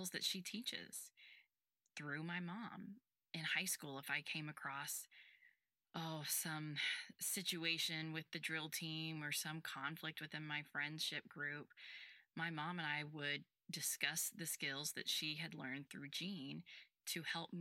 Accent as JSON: {"language": "English", "town": "Houston", "region": "Texas", "country": "United States", "tie": "born or raised there", "said": "I was born and raised in Houston, Texas"}